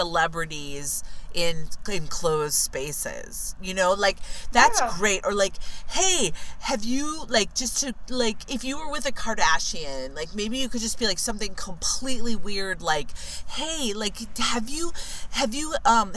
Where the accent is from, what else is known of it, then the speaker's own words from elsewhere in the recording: California, United States; back in my home state of California